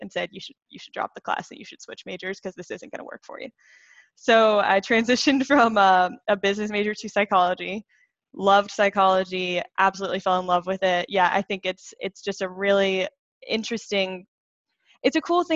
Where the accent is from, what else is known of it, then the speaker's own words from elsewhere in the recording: Greenville, South Carolina, United States; I am from Greenville, South Carolina. That's actually where I live now. But I grew up fourth child of four kids